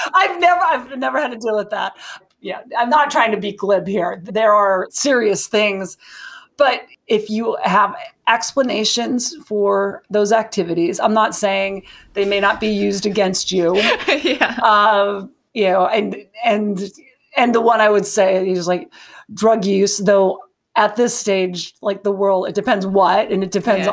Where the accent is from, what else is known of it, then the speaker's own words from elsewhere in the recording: Montana, United States; I'm from Montana